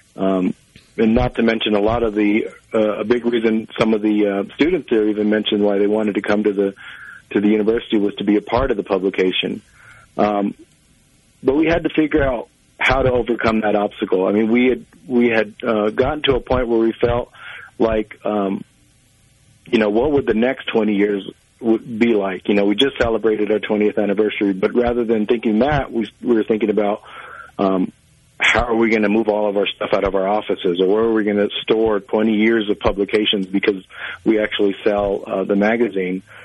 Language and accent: English; Santo Domingo Pueblo, New Mexico, United States; I'm from Santo Domingo, Pueblo